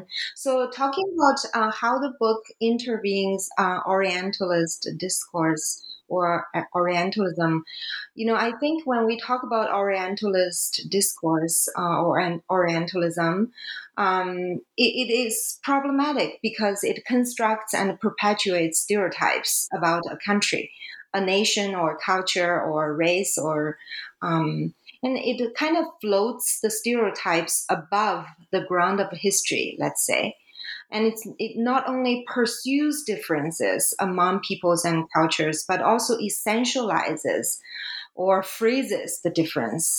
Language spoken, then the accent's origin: English; China; English is a second language; now in Canada; China is my home country